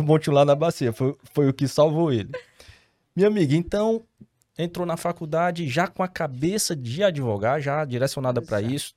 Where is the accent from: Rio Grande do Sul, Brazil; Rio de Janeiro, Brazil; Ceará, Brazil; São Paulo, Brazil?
Ceará, Brazil; Fortaleza; Eu sou fortalezense